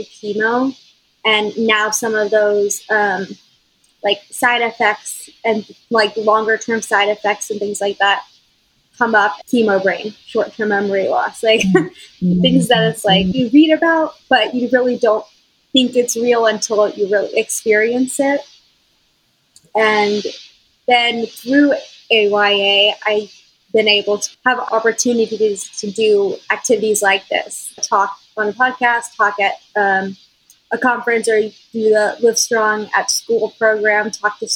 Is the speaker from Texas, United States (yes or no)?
yes; Austin, Texas, United States; I'm from Austin. So I had quite a bit of my high school and college friends already here